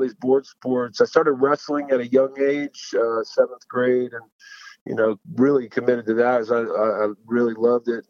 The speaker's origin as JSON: {"language": "English", "town": "Moreno Valley", "region": "California", "country": "United States", "tie": "born or raised there", "also_born_or_lived": "Utah / Washington State", "said": "I grew up in a little town called Moreno Valley, outside Los Angeles"}